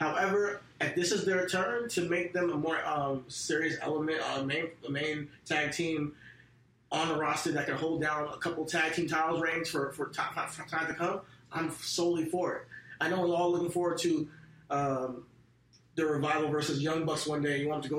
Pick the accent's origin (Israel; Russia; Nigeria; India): Nigeria; I think that for me, as an African American, so like I'm Nigerian, if you guys don't know.